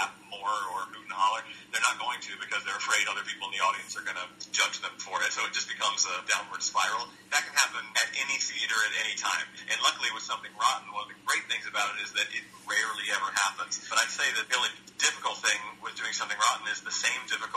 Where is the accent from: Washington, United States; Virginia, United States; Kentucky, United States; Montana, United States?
Virginia, United States; Roanoke; moved away as an adult; also born or lived in North Carolina; now in New York, United States; my hometown, which is in Roanoke, Virginia